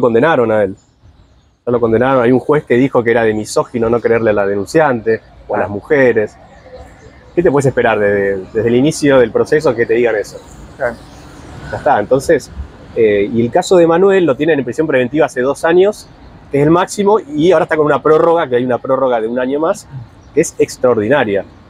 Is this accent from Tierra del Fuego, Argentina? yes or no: no; Buenos Aires, Argentina; Capital Federal, de donde soy yo